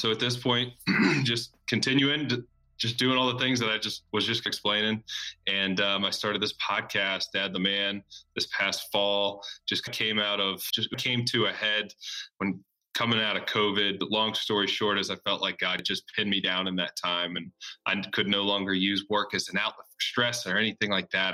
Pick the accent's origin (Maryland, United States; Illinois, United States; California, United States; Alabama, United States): Alabama, United States; Birmingham; moved away as an adult; also born or lived in New York / Auburn, Alabama / Nashville, Tennessee; I was born in New York, but grew up down in Birmingham, Alabama